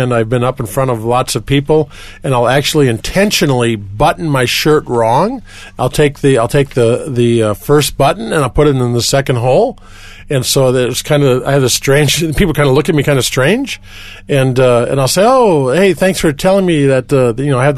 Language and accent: English; Milwaukee, Wisconsin, United States; now in Colorado Springs, United States; I grew up near Chicago, by one of the Great Lakes, Lake Michigan, in a city called Milwaukee, Wisconsin